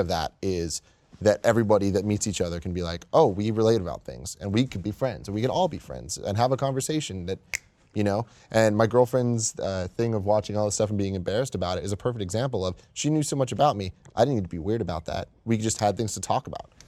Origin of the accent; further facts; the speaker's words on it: San Francisco, California, United States; I grew up in San Francisco